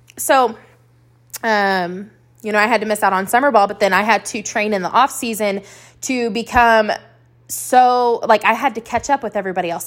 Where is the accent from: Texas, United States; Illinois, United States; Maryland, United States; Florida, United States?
Texas, United States; Lubbock; also born or lived in Abilene, Texas; we found ourselves calling Lubbock, Texas, home for about eighteen years of my life